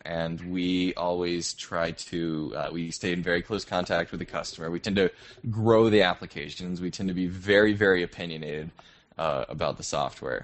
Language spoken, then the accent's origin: English; United States; moved away as an adult; now in Toronto, Canada; I'm an American who's stuck up in the cold